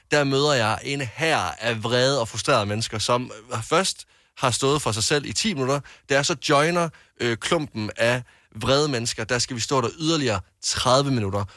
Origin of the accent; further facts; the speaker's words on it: Jutland, Denmark; also born or lived in Varde; now in Copenhagen, Denmark; Jeg er jo fra Jylland